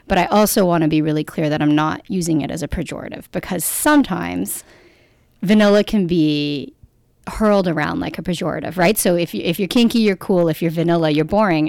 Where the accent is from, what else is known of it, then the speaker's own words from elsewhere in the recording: Canada; we're Canadian